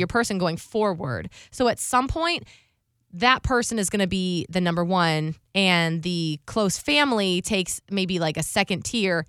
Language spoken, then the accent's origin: English; Ohio, United States; now in Tampa, United States; I'm from Ohio. I would like to do Christmas with, you know, my family up there